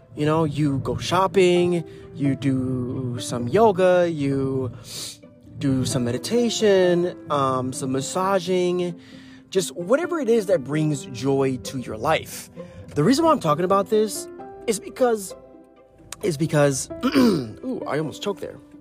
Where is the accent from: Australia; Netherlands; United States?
United States; Ohio; I'm from Ohio